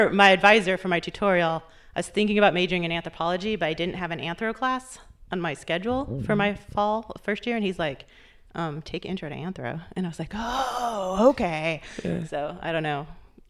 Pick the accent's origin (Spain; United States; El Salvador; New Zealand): United States; St. Louis, Missouri; I'm from St. Louis, Missouri.